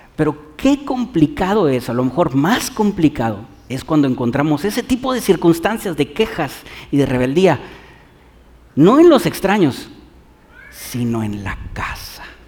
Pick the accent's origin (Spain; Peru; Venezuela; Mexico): Mexico